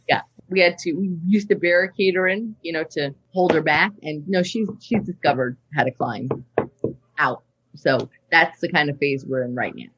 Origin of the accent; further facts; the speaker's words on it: New York, United States; also born or lived in Long Island; now in Los Angeles, United States; I am living in LA. I've lived in LA for a long time, I'm um, from New York